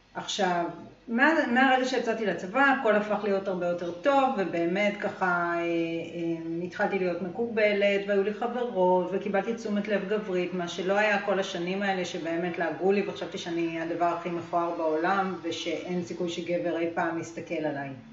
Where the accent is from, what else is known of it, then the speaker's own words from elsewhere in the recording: Israel; גדלתי בקיבוץ